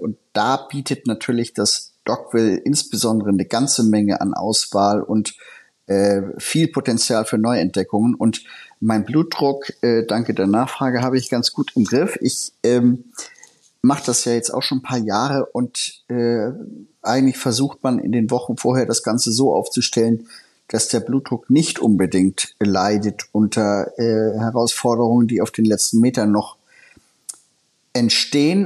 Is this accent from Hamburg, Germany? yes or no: yes; Hamburg, Germany; mir als Hamburger